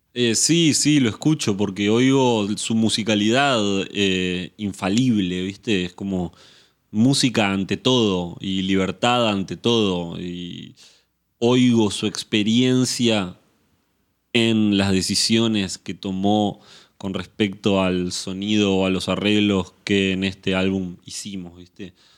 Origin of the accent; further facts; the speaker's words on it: Montevideo, Uruguay; moved away as an adult; now in Buenos Aires, Argentina; naturalmente nací en Montevideo y en Uruguay